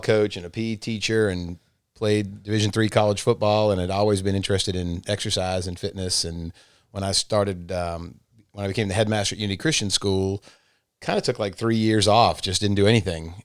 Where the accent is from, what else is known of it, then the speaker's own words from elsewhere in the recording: Massachusetts, United States; moved away as an adult; now in Rome, United States; so I grew up in Massachusetts and moved to Rome in nineteen ninety-four